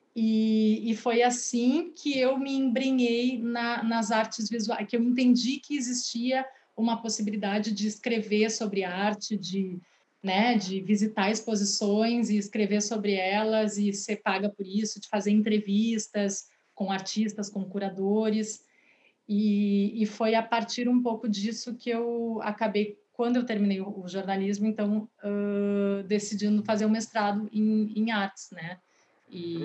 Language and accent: Portuguese; Porto Alegre, Rio Grande do Sul, Brazil; also born or lived in Rio de Janeiro / Maceió / São Paulo; eu moro em Porto Alegre, sou do Rio de Janeiro, morei em Maceió também quando pequena, é, e vim para cá bem pequena, com quase quatro anos.